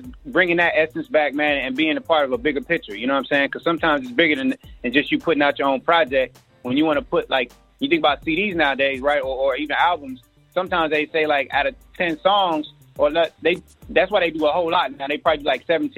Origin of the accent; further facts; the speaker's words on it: Junction City, Kansas, United States; now in Austin, United States; I'm from the Junk Town, represent Kansas, living in ATX right now.